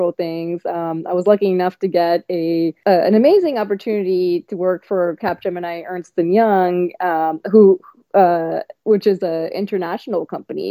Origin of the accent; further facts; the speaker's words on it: eastern part of the U.S., East Coast, United States; I was in the middle of the eastern part of the U.S. and really being growing up in this country